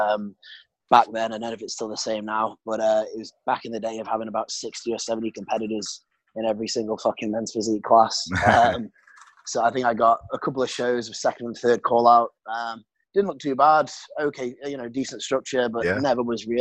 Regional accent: United Kingdom; accent: British; moved away as an adult; now in Sydney, Australia; I'm 26 now, British, as you can hopefully still tell from my accent, even though I've been living in Australia for the best part of 4 years now, Sydney.

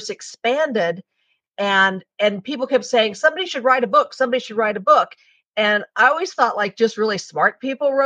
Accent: Calabasas, California, United States; I grew up in Calabasas, California, which at the time was like a one-horse town

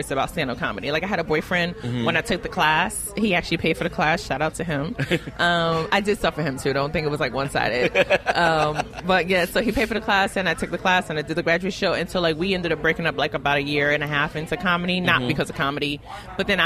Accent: New York City, New York, United States; I am from Brooklyn

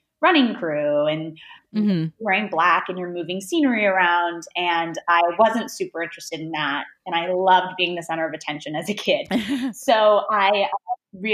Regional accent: Detroit, Michigan, United States; I grew up in Metro Detroit. I went to public school there

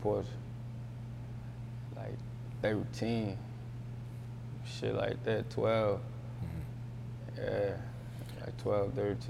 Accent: United States; I'm from Uptown, man.

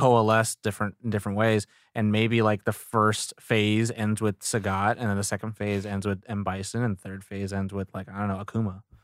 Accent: Sacramento, California, United States; I grew up in Sacramento

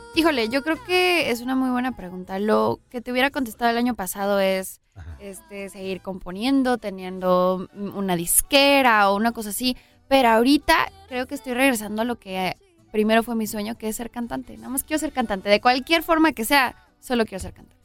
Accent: Los Angeles, California, United States; Yo nací en Los Ángeles, ahí está toda mi familia, ahí está pues todos mis amigos

